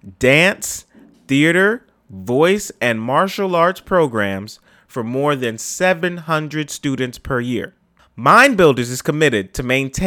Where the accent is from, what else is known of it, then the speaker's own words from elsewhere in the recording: New York City, New York, United States; I'm from the Bronx, born and raised